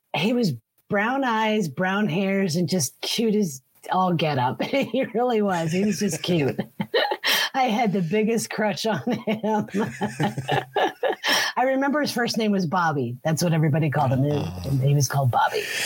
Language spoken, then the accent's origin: English; Allentown, Pennsylvania, United States; also born or lived in Fountain Hill, Pennsylvania / Coopersburg, Pennsylvania; I was born in 1965. Um, great year for cars. Um, so, um, in a town called Allentown, Pennsylvania